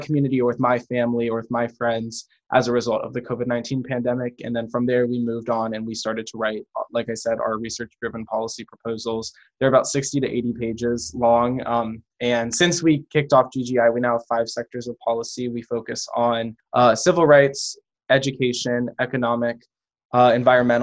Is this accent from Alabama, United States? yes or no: no; Fairfax County, Northern Virginia, United States; I'm from Northern Virginia in Fairfax County.